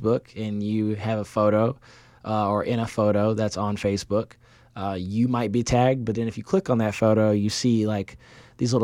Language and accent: English; Illinois, United States; I'm from Illinois